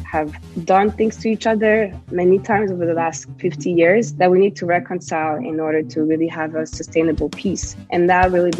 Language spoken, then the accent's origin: English; Rwanda; born there; also born or lived in Europe / United States; Yeah, so I was born in Rwanda in 1992, and I've had the privilege to live on the African continent, in Europe, and in America.